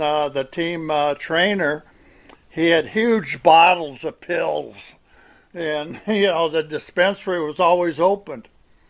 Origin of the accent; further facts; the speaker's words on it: Portland, Oregon, United States; now in Minnesota, United States; I've lived all over. And okay. So I grew up in Portland, Oregon.